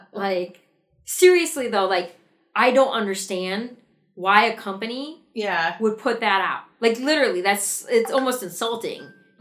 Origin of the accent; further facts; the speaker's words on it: Wisconsin, United States; moved away as an adult; also born or lived in Naperville, Illinois; Where I grew up in Wisconsin